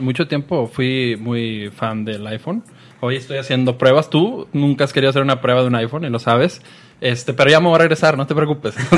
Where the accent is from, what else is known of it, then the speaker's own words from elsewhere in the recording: Mexico; Soy buen mexicano